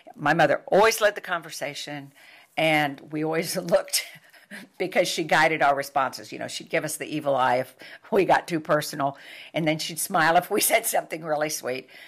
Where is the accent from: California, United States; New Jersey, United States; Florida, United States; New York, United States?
New York, United States; moved away; I am from New York